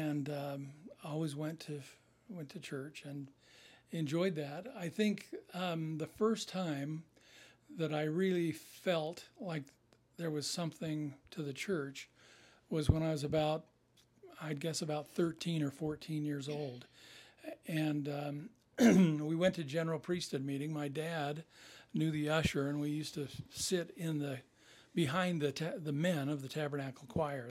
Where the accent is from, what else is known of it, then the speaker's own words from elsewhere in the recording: Salt Lake City, Utah, United States; I grew up on Capitol Hill and went to West High